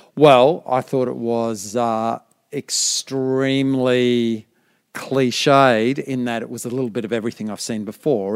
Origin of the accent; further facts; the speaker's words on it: Brisbane, Queensland, Australia; I'm from Brisbane